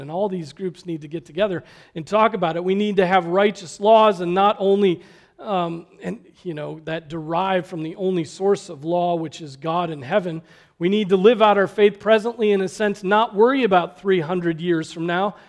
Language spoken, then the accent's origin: English; United States